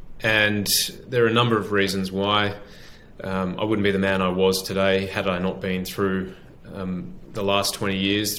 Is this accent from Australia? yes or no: yes; Sydney, New South Wales, Australia; I grew up in Sydney, in suburban Sydney, in the suburb of Ashfield. I went to school there and then also in the eastern suburbs as well.